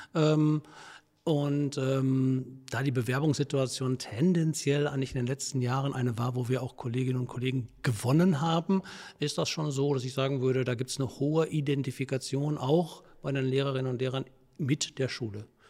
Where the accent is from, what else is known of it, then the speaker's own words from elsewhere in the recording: Herne, North Rhine-Westphalia, Germany; also born or lived in Wesel; Ich komme aus dem Ruhrgebiet, also ich bin gebürtig in Wanne-Eickel